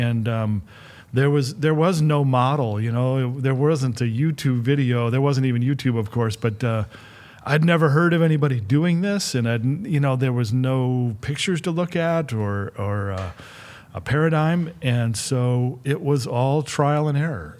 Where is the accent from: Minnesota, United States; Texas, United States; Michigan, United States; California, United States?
Michigan, United States; Flint; I grew up in Michigan and, and the Midwest